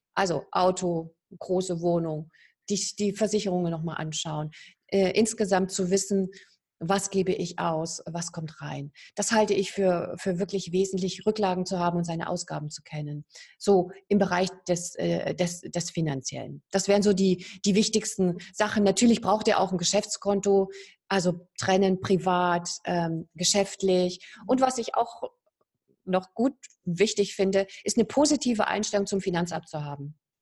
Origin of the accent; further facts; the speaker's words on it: East Germany, Germany; moved away as an adult; Ich komme ja aus der DDR, ich bin da aufgewachsen